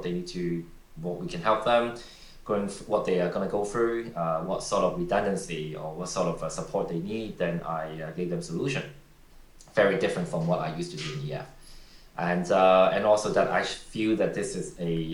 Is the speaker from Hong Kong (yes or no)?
yes; Hong Kong; also born or lived in Macau / Beijing / Shenzhen / Tokyo; I was actually born in Macau, and then studying grew up in Hong Kong